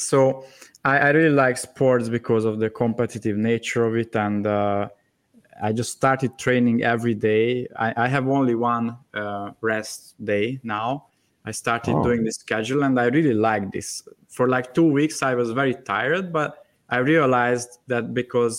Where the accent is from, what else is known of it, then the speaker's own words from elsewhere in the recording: Hungary; my home country in Hungary